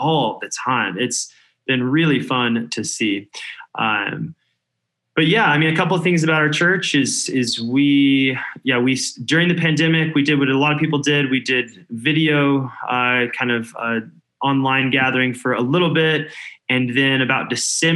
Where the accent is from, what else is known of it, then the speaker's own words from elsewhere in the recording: Denver, Colorado, United States; moved away as an adult; also born or lived in California; now in Denver, United States; I grew up in Denver, but I spent almost 10 years in California